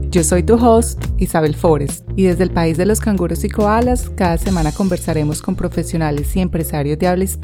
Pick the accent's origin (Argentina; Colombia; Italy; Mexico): Colombia; also born or lived in New Zealand; now in Australia; Soy colombiana, ciudadana neozelandesa y el mercadeo me apasiona. En Australia me dedico a ser la gerente general de mercadeo y comunicaciones para una empresa en la industria automotriz